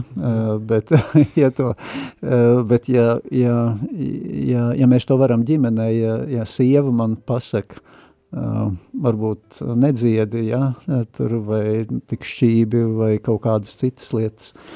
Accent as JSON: {"language": "Latvian", "region": "Riga", "country": "Latvia", "tie": "born or raised there", "also_born_or_lived": "Saldus", "moved": "as an adult", "said": "esmu dzimis audzis Rīgā"}